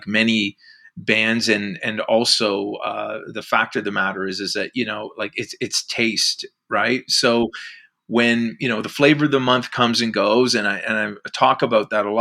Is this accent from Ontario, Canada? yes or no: yes; Whitby, Ontario, Canada; also born or lived in Oshawa / Ajax; now in Oakville, Canada; I was actually born in Oshawa, but I grew up in Whitby and then Ajax.